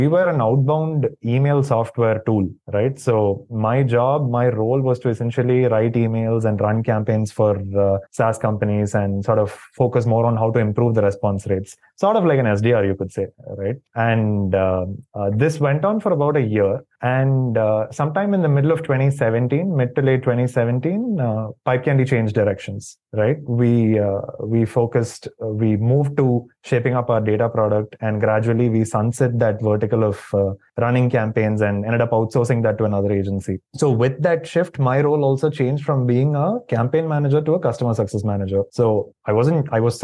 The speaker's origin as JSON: {"language": "English", "town": "Chennai", "region": "Tamil Nadu", "country": "India", "tie": "born or raised there", "also_born_or_lived": "Doha, Qatar", "said": "I'm from Chennai. I was born here, raised here, and pretty much lived here for the most part of my life"}